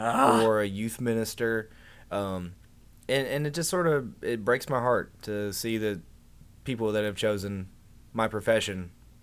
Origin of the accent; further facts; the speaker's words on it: Georgia, United States; I grew up in Georgia